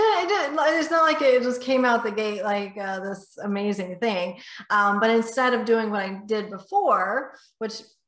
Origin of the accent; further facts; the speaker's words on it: north of Houston, Texas, United States; just north of Houston, Texas. So I'm Texas born and bred.